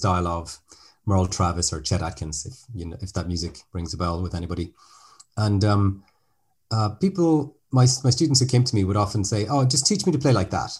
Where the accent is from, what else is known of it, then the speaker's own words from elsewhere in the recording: Ireland; now in France; I'm speaking to you from France today, but as the name might suggest, I'm actually Irish